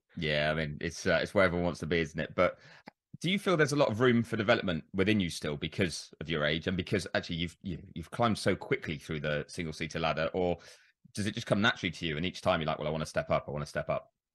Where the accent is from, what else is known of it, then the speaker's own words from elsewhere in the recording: United Kingdom; As a Brit